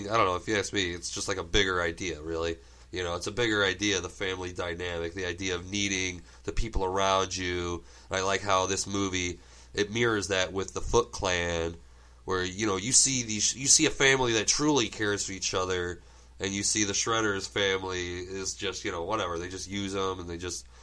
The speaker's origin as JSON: {"language": "English", "country": "Germany", "tie": "born or raised there", "second_language": "English", "said": "I grew up in Germany, and one of the first American things I ever got was the first like two or three videotapes of the turtles."}